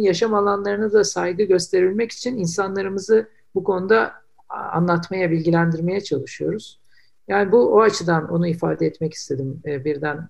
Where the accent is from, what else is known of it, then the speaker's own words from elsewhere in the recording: Istanbul, Turkey; ben İstanbullular olarak